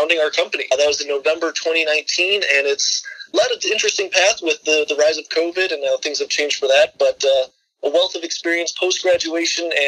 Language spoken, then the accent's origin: English; Chicago, Illinois, United States; moved away as an adult; also born or lived in Michigan; found myself back down in my home state of Illinois, Chicago